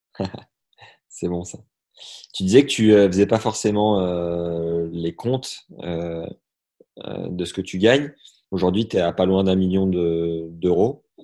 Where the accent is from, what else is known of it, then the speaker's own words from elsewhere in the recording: Nevers, Bourgogne-Franche-Comté, France; je suis de Nevers